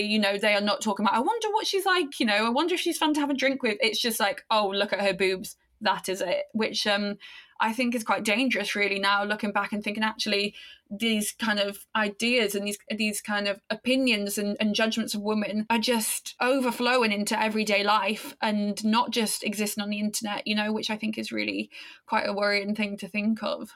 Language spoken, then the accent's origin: English; Aberystwyth, Wales, United Kingdom; in this small town, Wales, where I grew up, Aberystwyth